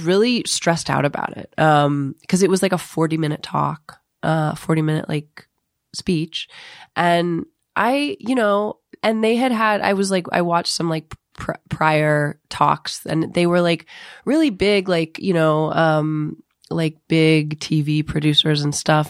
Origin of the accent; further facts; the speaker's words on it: Ohio, United States; moved away; I'm from Ohio